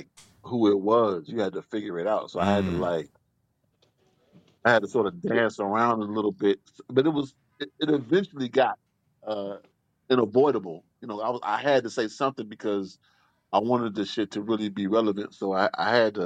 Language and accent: English; the South, United States; I grew up in the South